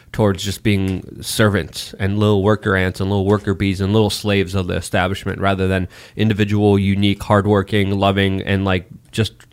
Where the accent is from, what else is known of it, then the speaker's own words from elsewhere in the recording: Poland; moved away; I'm Slavic. I was born in Poland.